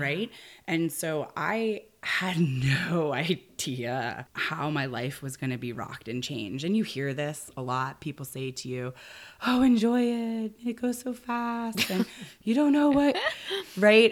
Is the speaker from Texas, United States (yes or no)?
no; Arlington, Virginia, United States; moved away as an adult; also born or lived in Vermont / Colorado; now in Humboldt County, United States; I was born in Arlington, Virginia, suburb of Washington, D C